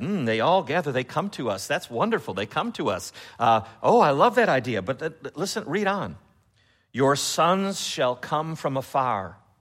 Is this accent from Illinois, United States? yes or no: yes; Chicago, Illinois, United States; now in Memphis, United States; I'm from Chicago